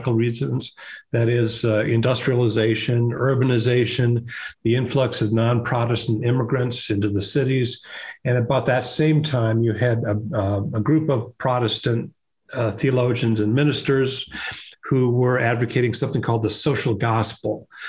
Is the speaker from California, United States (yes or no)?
no; Des Moines, Iowa, United States; moved away; I started writing op-ed pieces for my hometown newspaper, the Des Moines Register